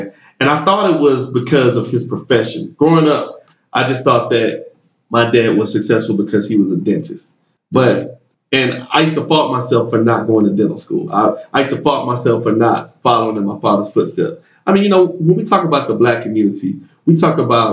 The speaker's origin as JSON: {"language": "English", "town": "Decatur", "region": "Georgia", "country": "United States", "tie": "born or raised there", "also_born_or_lived": "Tallahassee, Florida", "said": "I moved back to my hometown here in Atlanta, I'm from Decatur, Georgia, right outside of Atlanta"}